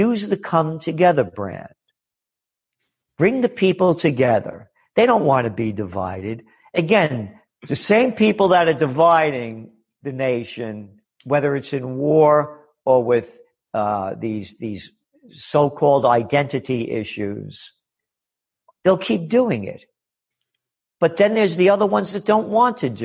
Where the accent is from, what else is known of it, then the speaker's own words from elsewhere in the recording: New York, United States; when I was a kid growing up in New York